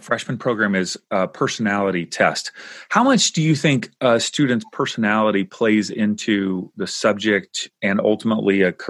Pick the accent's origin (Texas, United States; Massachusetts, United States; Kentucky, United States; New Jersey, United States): Kentucky, United States; now in California, United States; I grew up in Kentucky.